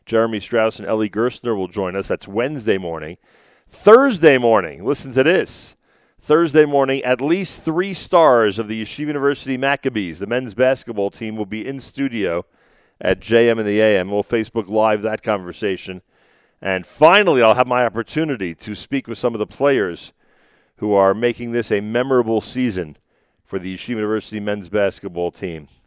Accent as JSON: {"language": "English", "town": "New York City", "region": "New York", "country": "United States", "also_born_or_lived": "Jerusalem", "moved": "as an adult", "lives_now": "Ramat Beit Shemesh, Israel", "said": "I'm from a place you might have heard of called Staten Island."}